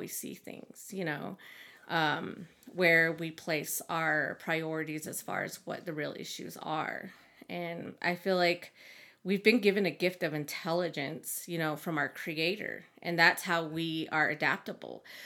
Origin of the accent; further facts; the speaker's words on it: Big Mountain, Arizona, United States; moved away as an adult; now in Flagstaff, United States; I'm from Big Mountain, Arizona